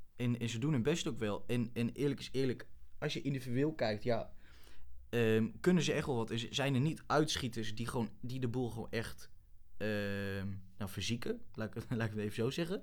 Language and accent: Dutch; Wierden, Overijssel, Netherlands; moved away as an adult; now in Groningen, Netherlands; ik ben geboren in Wierden